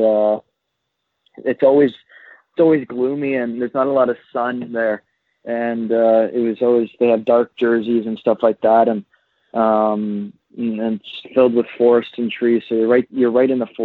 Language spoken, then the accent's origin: English; Pickering, Ontario, Canada; I'm from Pickering, Ontario, up here in Toronto